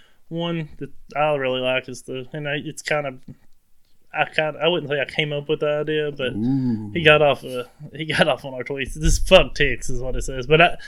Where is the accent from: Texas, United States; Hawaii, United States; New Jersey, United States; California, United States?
New Jersey, United States; I don't even have an accent. I'm actually from New Jersey.